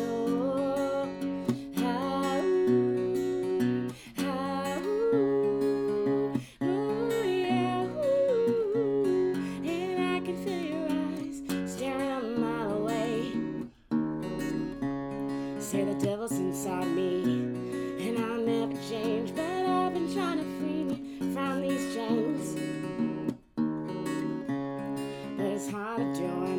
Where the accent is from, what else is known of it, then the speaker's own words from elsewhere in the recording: Maryland, United States; I'm from Maryland